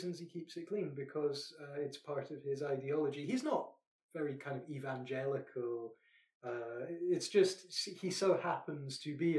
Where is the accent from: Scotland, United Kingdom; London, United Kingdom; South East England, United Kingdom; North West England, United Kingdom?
Scotland, United Kingdom; I'm Scottish.